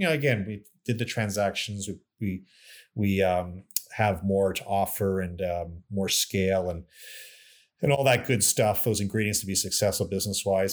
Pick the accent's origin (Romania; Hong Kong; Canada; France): Canada; moved away; also born or lived in New York / Chicago; I'm proud Canadian, I'm American as well, but I'm, you know, born in Canada, and, and it was nice to come back to run Mackenzie